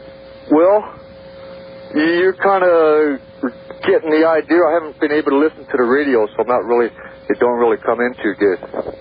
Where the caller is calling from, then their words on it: Northern California, United States; Hi, I'm calling from Northern California